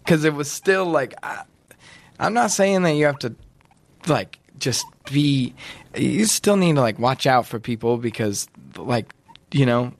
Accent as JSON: {"language": "English", "area": "outside of Yosemite", "region": "California", "country": "United States", "tie": "born or raised there", "said": "I grew up. I grew up like outside of Yosemite, like out of dirt road, in uh, like a little like a one bedroom cabin"}